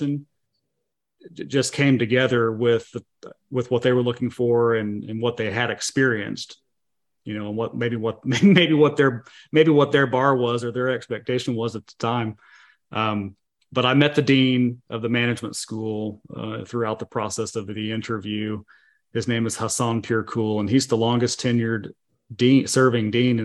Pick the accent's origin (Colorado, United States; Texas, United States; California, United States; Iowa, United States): Texas, United States; Hurst; also born or lived in Lubbock, Texas; we were from this area here in DFW. My wife from Plano, I'm from Hearst, Euless, Bedford